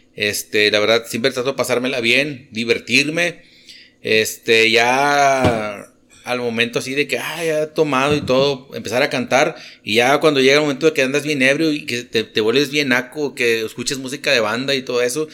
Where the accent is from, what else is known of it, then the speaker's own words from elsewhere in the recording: Monterrey, Nuevo León, Mexico; moved away as an adult; now in Delicias, Mexico; yo nací en Montemorelos y ya, digo, me, crié a fin de cuentas en, el Monterrey